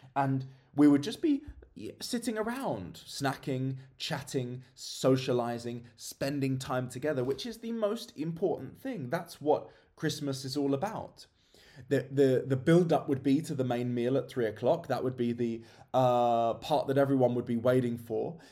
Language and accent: English; England, United Kingdom; moved away as an adult; I've been away from my home country of England for a fair few years now.